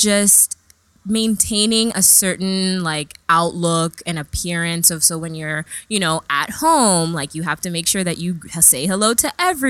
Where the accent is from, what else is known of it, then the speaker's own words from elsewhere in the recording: New York, United States; also born or lived in England; Right. So I was born in England. {S2} Yes. {S1} And then moved to New York when I was baby.